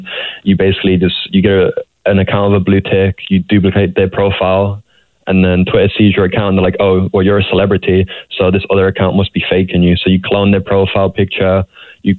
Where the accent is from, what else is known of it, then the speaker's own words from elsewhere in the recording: England, United Kingdom; I'm from England